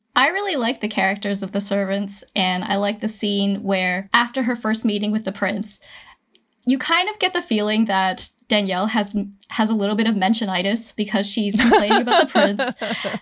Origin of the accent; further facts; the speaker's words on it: Canada; I am Canadian